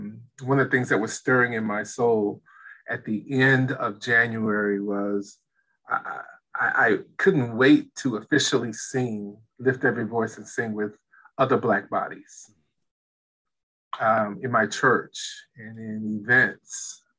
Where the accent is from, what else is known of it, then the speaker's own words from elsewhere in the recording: United States; And so my experience, that duality is that, yes, I'm American.